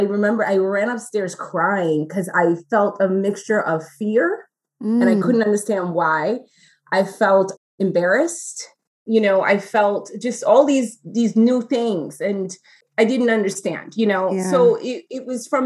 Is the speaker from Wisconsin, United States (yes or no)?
no; New York City, New York, United States; growing up in New York City, young Black Latina girl